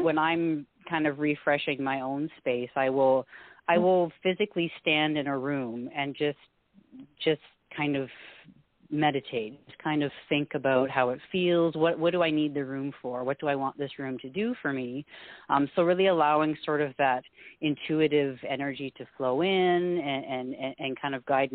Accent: Canada; also born or lived in Alberta; We're a Scottish family. I'm first generation Canadian

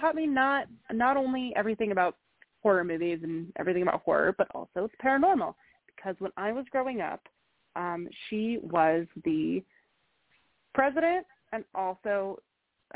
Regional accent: Colorado, United States; I grew up in Colorado

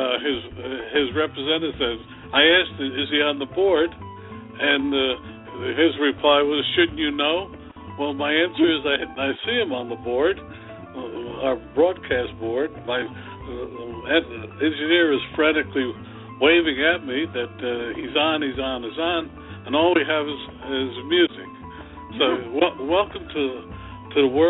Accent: New York, United States; I'm from New York

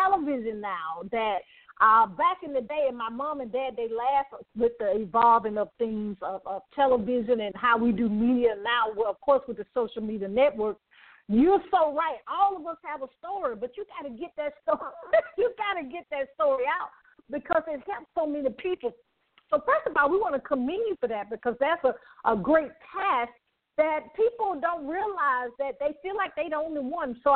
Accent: the South, United States; I'm from the South.

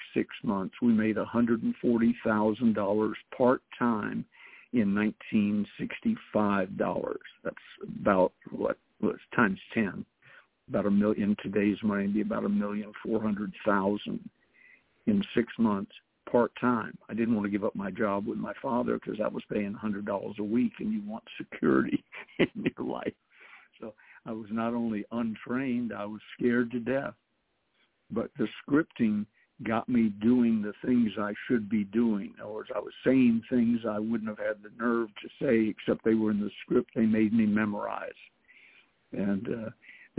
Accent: the South, United States; I'm a Southerner

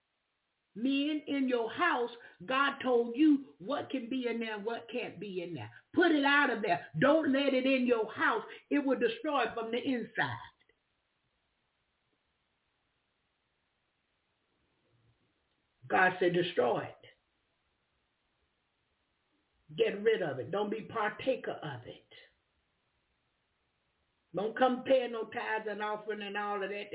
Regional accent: the South, United States; I'm from the South.

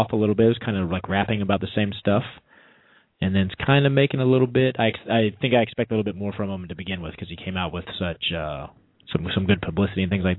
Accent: East Coast, United States; moved away; I grew up on the East Coast.

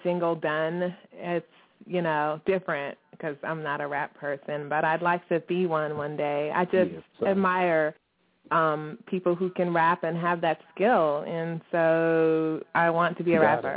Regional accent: Virginia, United States; I'm from Virginia

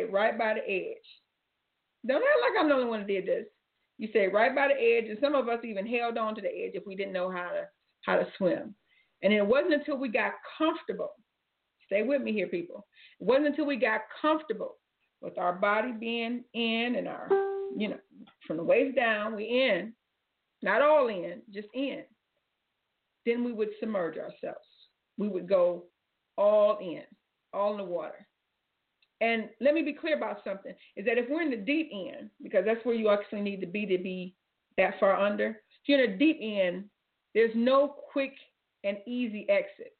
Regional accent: Cleveland, Ohio, United States; I'm from Cleveland

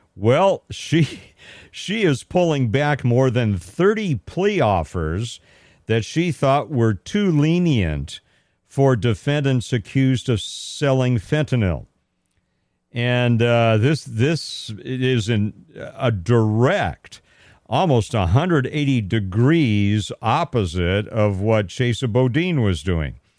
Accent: Southern California, United States; I grew up in Southern California

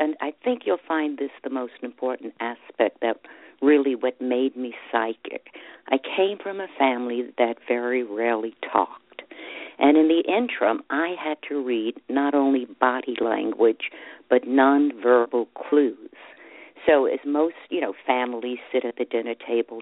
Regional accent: New York City, New York, United States; I grew up in Brooklyn

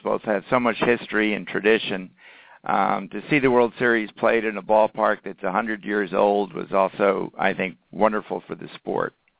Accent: New York City, New York, United States; I grew up in New York City on uh, 69th Street in Manhattan

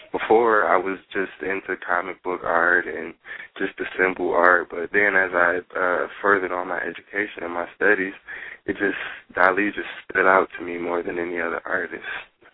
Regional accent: Atlanta, Georgia, United States; born there; now in Pontiac, United States; Well, as you know, I was born in Atlanta, Georgia. I didn't stay there for too long. I moved up to Pontiac later on

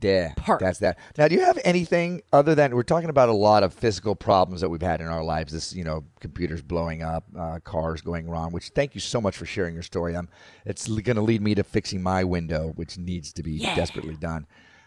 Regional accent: Florida, United States; I grew up in Florida

